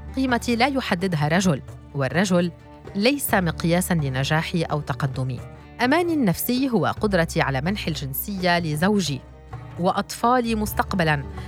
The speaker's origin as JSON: {"language": "Arabic", "town": "Baalbek", "region": "Baalbek-Hermel", "country": "Lebanon", "also_born_or_lived": "Zahle", "said": "فأنا كامرأة سوية ولبنانية من بعلبك"}